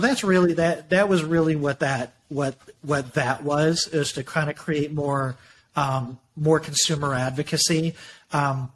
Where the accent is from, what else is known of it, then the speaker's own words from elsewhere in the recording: Michigan, United States; I grew up in Michigan like you did